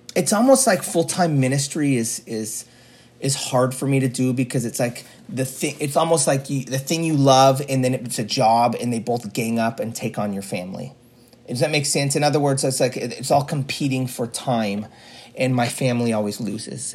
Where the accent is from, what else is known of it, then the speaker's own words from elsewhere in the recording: Juneau, Alaska, United States; Here in Juneau in Alaska